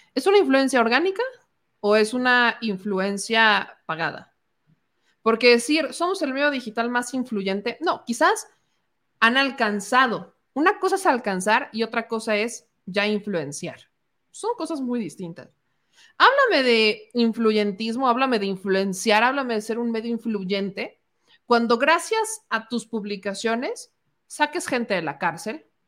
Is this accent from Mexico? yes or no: yes; Mexico; somos mexicanos